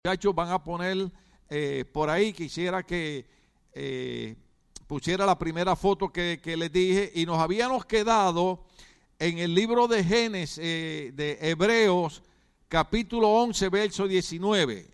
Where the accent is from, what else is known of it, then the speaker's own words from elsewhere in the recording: Puerto Rico; now in United States; En Puerto Rico calzón es, es esto, es pantalón